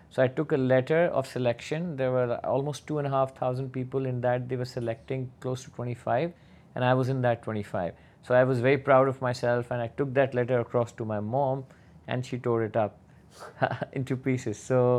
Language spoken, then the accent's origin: English; Pakistan; moved away as an adult; also born or lived in Bahrain; I started in Pakistan. I'm originally from Pakistan. I did my master's there, and then I started working for Citibank.